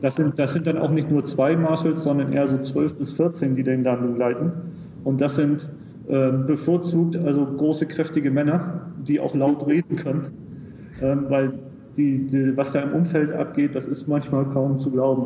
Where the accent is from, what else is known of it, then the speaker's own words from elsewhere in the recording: Hamburg, Germany; moved away as an adult; now in United Arab Emirates; ich komme aus, ursprünglich aus Hamburg